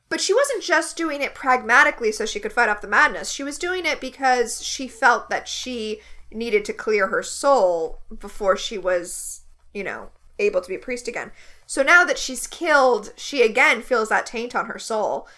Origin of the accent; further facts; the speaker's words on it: United States; as an American